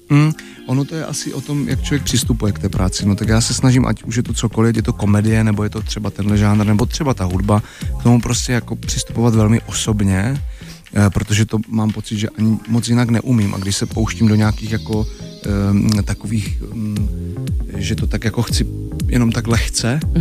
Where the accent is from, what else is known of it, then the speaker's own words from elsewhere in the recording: Czechia; u nás v Čechách